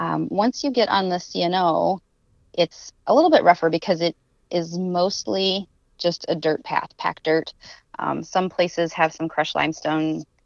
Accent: Nebraska, United States; I grew up in Nebraska.

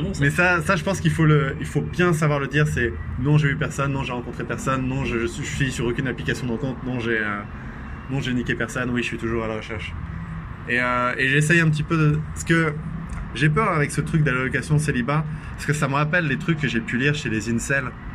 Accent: Vendée, Pays de la Loire, France; je viens de Vendée.

